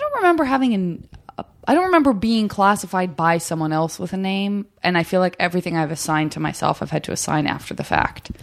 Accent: Arizona, United States; I'm from Arizona

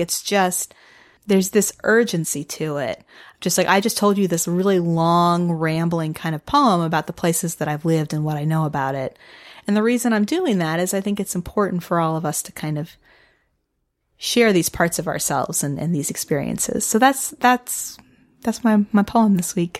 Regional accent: Midwest, United States; I'm not from Michigan, but I'm from the Midwest.

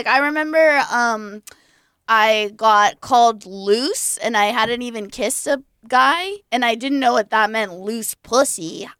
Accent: Orange County, California, United States; I grew up in Orange County.

